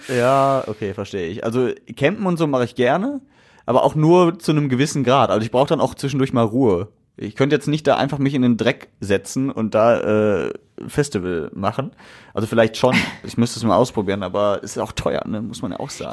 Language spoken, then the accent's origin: German; Essen, North Rhine-Westphalia, Germany; Ich bin Essener